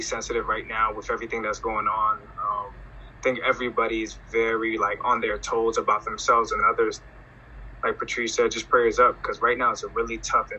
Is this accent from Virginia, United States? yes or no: yes; Northern Virginia, United States; I'm from Northern Virginia